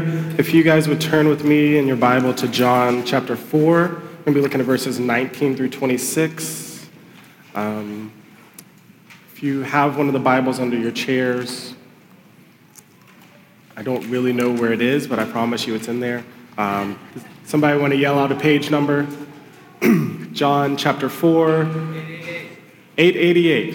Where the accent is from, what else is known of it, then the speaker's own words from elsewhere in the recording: Lexington, Kentucky, United States; moved away as an adult; also born or lived in Gainesville, Florida / Louisville, Kentucky; now in Charlestown, United States; We're originally from Lexington, Kentucky. I grew up there, went to the University of Kentucky.